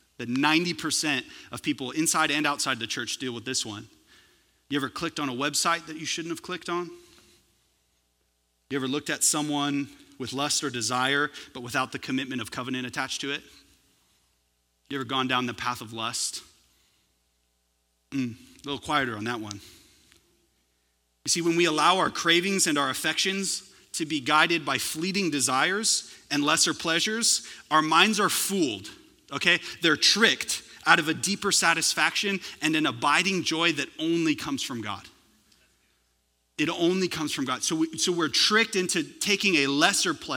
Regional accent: California, United States; now in Texas, United States; I'm originally from California

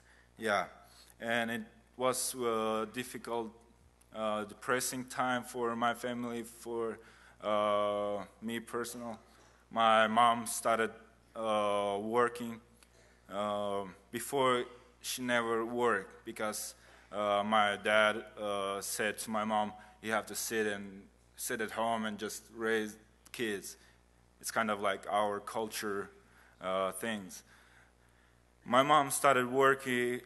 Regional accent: Kazakhstan; English is a second language; also born or lived in Uzbekistan; I was born in Uzbekistan. It's a country neighbor to Kazakhstan. And when I was 3 months, my family moved to Kazakhstan.

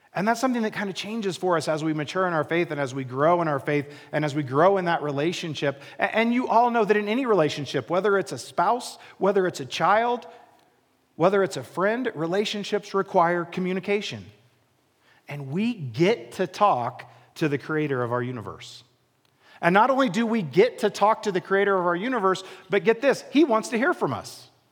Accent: Midwest, United States; moved away as an adult; now in Colorado, United States; I grew up in the Midwest. I grew up in a very small town, literally in the middle of a cornfield.

